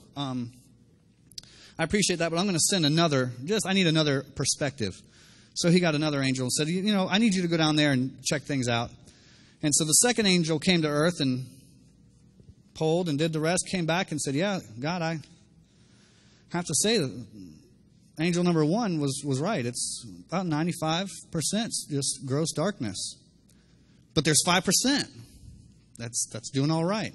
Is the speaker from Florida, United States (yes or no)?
yes; Miami, Florida, United States; I'm from Miami